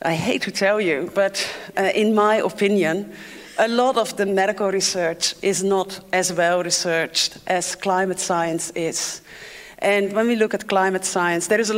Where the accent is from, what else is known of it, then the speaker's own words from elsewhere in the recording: Netherlands; English is a second language; moved away as an adult; also born or lived in Africa; As you can hear, I'm not from here. I'm from the Netherlands, and I grew up on water.